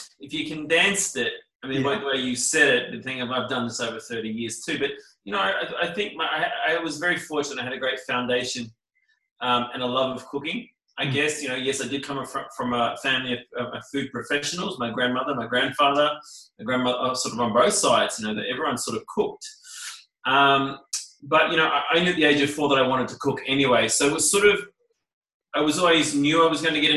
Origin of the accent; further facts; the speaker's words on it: Queensland, Australia; also born or lived in New Zealand / Sydney, Australia; I was born in New Zealand, but I sort of grew up predominantly in Australia. I mean, when I turned three, you know, moved to Queensland